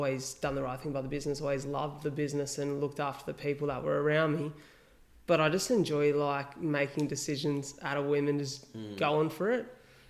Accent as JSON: {"language": "English", "town": "Wollongong", "region": "New South Wales", "country": "Australia", "said": "Wollongong. And they go, ah, country Victoria boy, eh? And I'm like, not at all. Not at all. You missed the mark there. Like, we're literally an hour south of Sydney."}